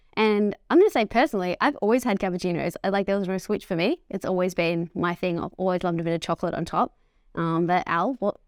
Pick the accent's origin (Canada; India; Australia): Australia; Melbourne, Victoria; I think growing up in the outer eastern suburbs, it's just like, you just get what you want. There's no judgment.